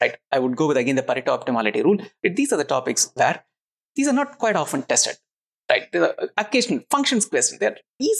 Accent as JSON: {"language": "English", "town": "Chennai", "region": "Tamil Nadu", "country": "India", "said": "I'm from Chennai"}